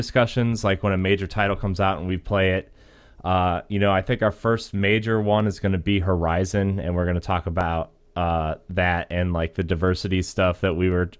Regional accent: Akron, Ohio, United States; I'm from Akron, and I like the Cavs a lot.

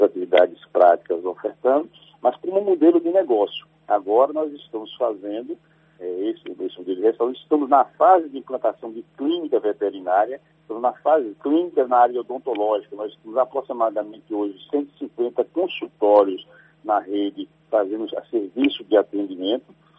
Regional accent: Alagoinhas, Bahia, Brazil; also born or lived in Sagre Dias (Mimoso region), Bahia; Eu nasci em Alagoinhas, mas vivi muito tempo em Sagre Dias, na pela região lá de Mimoso, é, onde a atividade era campal mesmo. Então, a minha família é de trabalhador rural e eu vivi esse tempo na roça, depois voltei para Lagoinhas para estudar

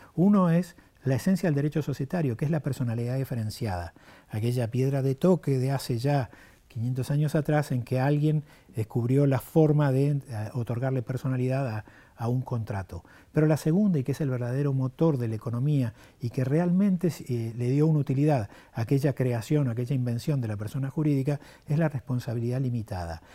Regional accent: Argentina

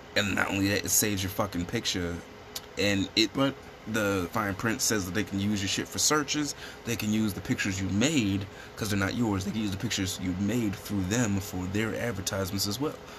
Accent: Chicago, Illinois, United States; We're a podcast from the South Side of Chicago

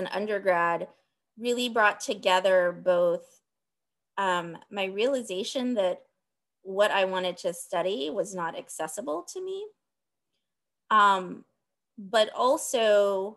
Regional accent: Dallas, Texas, United States; I was born and raised in Dallas, Texas

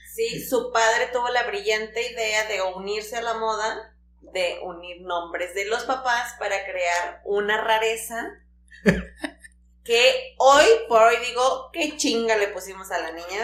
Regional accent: Tampico, Tamaulipas, Mexico; en Tampico, nosotros somos de Tampico

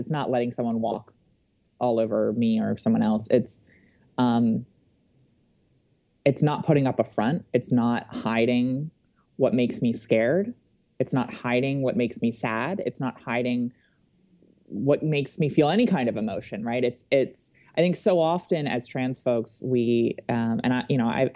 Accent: Wilmington, Delaware, United States; moved away as an adult; I grew up in Wilmington, Delaware, and I had always wanted to return to Delaware after I graduated from college

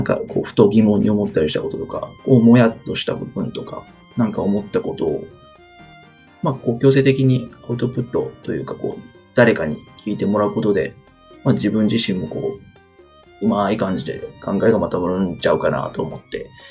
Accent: Kansai, Japan; accent: Kansai dialect; moved away as an adult; now in Kanto, Japan; 出身は、はい、関西です。関西人なので、生粋の関西人

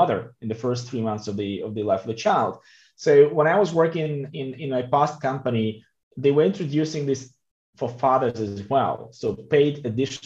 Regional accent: Belarus; also born or lived in Russia; now in Switzerland; I'm coming from Belarus. I lived in Russia for a long time.

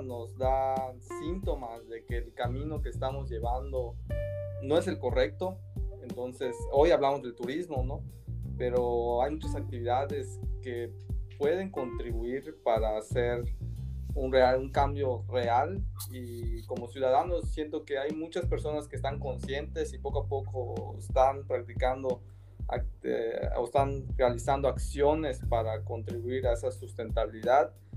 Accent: Mexico

